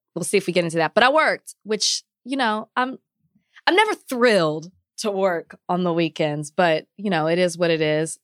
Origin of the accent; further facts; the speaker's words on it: Dallas, Texas, United States; moved away; where I grew up in Oak Cliff